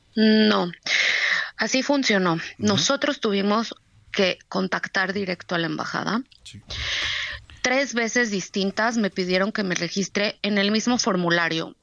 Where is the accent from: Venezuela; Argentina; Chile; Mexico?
Mexico; moved away; somos mexicanos